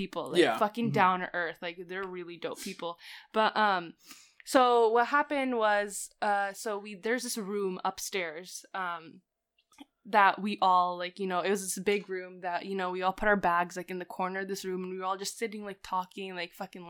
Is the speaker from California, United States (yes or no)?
yes; California, United States; born there; Like, I was born in California, but like, I don't know.